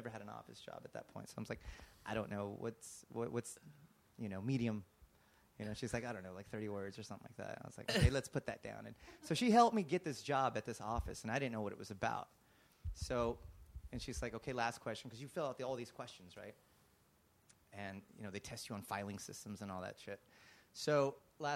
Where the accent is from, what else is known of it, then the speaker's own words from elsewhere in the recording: Garden City, Kansas, United States; now in Los Angeles, United States; growing up in Kansas, we didn't have a TV